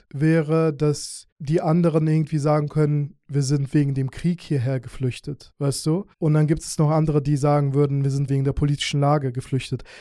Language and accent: German; Azerbaijan; now in Germany; Und ich komme ursprünglich aus Aserbaidschan, aber ich habe jüdische Wurzeln. Deswegen wurden wir dann eingeladen und sind quasi jüdische Migranten.